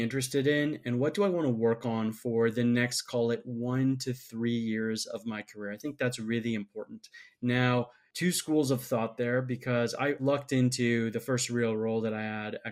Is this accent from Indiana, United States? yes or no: no; Minnesota, United States; moved away; also born or lived in Michigan; I'm from Minnesota originally